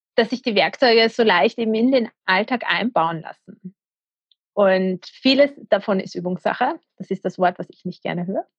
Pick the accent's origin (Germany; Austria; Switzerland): Austria; ich bin aus der Nähe von Wien